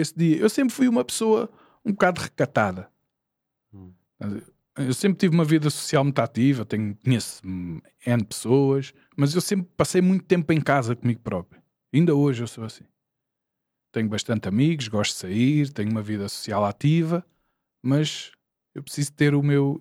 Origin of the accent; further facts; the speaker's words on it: Porto Salvo, Lisbon, Portugal; eu sou aqui de Porto Salvo